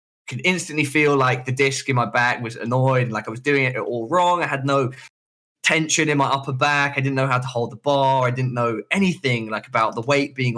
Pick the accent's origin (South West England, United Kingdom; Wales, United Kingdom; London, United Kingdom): London, United Kingdom; The hospital near where I live when I'm in London, where I grew up, which is Charing Cross